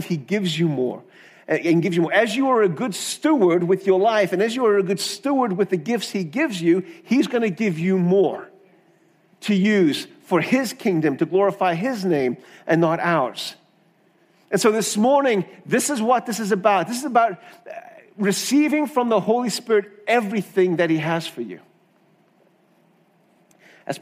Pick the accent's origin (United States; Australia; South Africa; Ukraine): South Africa; Growing up in South Africa